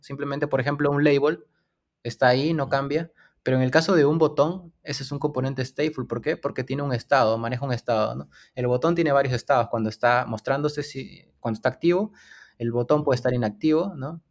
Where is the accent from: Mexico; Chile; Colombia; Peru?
Peru; Lima; soy de Lima, Perú